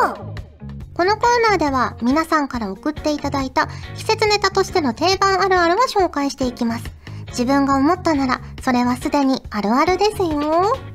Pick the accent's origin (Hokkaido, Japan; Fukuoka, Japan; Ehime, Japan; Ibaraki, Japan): Fukuoka, Japan; now in Tokyo, Japan; 子供の頃って福岡に住んでたから